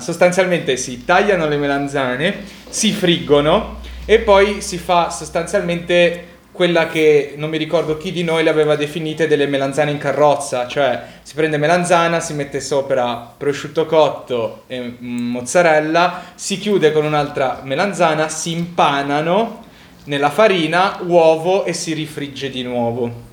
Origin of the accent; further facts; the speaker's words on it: Naples, Campania, Italy; essendo napoletano